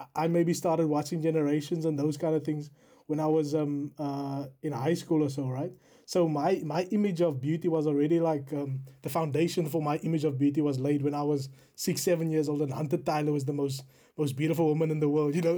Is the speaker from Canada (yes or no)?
no; South Africa; now in United Kingdom